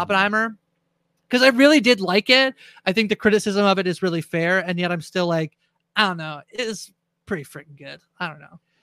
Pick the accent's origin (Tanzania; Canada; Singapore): Canada; I'm a Canadian as well